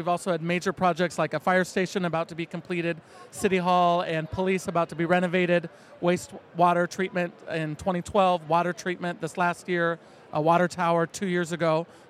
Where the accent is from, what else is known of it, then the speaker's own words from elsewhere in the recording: Washington, Iowa, United States; Washington, Iowa is my hometown, and it, like for so many, pulled me back in.